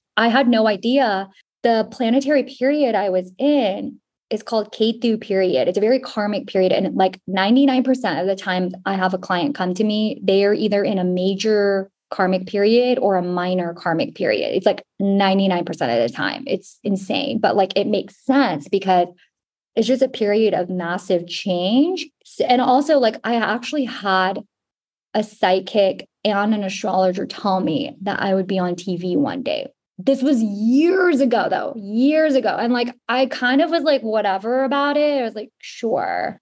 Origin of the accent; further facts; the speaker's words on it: Houston, Texas, United States; we're both from Houston